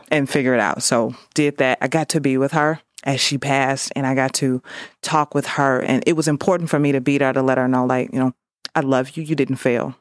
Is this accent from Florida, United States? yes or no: no; St. Louis, Missouri, United States; born and raised in Saint Louis